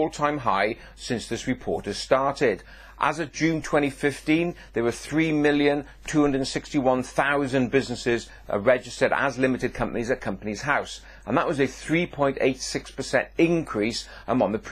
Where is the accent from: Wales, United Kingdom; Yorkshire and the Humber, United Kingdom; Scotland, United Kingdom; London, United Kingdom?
Wales, United Kingdom; Welsh; being Welsh